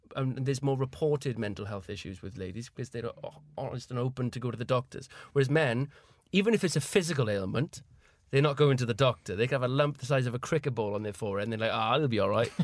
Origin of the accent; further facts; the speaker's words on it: Caerphilly, Wales, United Kingdom; moved away as an adult; now in London, United Kingdom; I was from Caerphilly